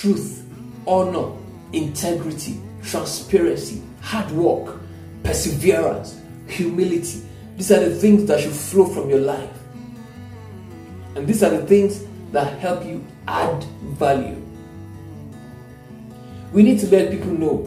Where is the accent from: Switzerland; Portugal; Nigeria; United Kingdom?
Nigeria; I'm a Nigerian